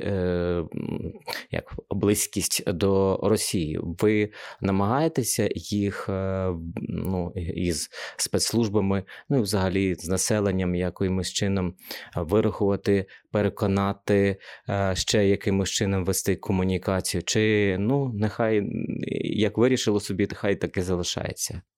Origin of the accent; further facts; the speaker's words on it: Kharkiv residents, Kharkiv Oblast, Ukraine; ми харків'яни